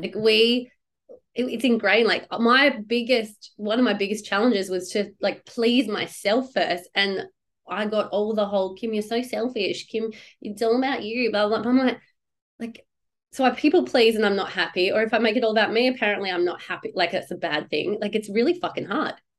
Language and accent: English; Perth, Western Australia, Australia; born or raised there